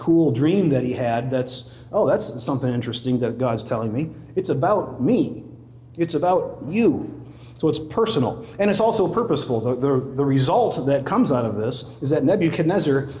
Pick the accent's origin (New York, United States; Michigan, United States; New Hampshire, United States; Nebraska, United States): Michigan, United States; West; growing up in Dutch Reformed West Michigan